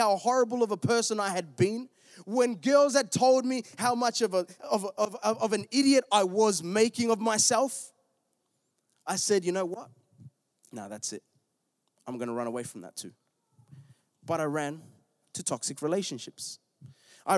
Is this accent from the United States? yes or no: no; Melbourne, Victoria, Australia; I'm from Melbourne. We were in the southeast